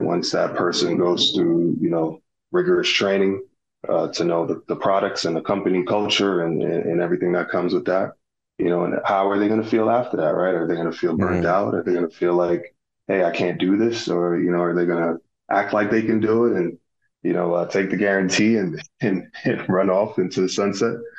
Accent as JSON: {"language": "English", "town": "Little London", "region": "Westmoreland", "country": "Jamaica", "tie": "born or raised there", "also_born_or_lived": "Miami Gardens, Florida, United States", "moved": "yes", "lives_now": "Indianapolis, United States", "said": "I grew up near Negril. Uh, Negril is a beach town in Jamaica. I uh, grew up in this uh, uh, small place called Little London. Um, and then I migrated to the States, uh, to Miami, Florida, uh, Miami Gardens to be exact"}